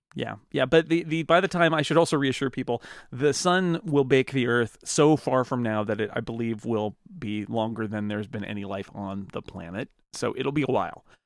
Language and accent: English; United States; I'm American